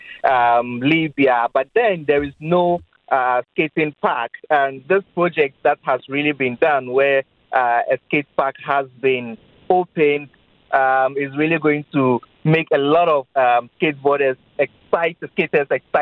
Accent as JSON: {"language": "English", "country": "Ghana", "said": "I'm Ghanaian."}